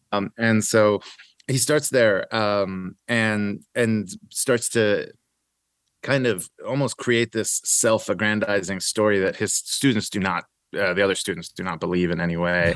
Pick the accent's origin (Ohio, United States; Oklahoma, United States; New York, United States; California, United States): Oklahoma, United States; Edmond; born or raised there; also born or lived in Iran / United Arab Emirates / Rome, Italy